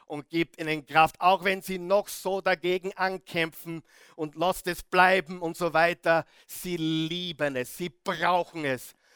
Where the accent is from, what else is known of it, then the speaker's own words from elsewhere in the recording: Salzburg, Austria; Wo ich aufgewachsen bin, in, äh, im salzburgerischen Tennengau, wir haben wirklich die Freiheit genossen, draußen Zeit verbracht